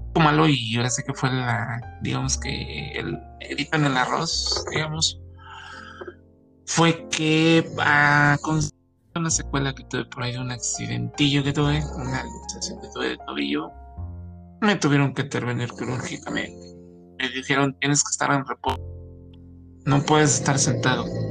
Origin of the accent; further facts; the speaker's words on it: Naucalpan, State of Mexico, Mexico; yo soy de Naucalpan